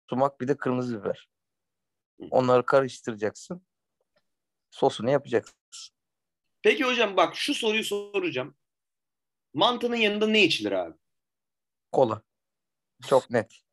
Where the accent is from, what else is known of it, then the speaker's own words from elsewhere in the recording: Turkey; Sordum hani bu yaprak sarma mı dedim hani ben Türk'üm dedim.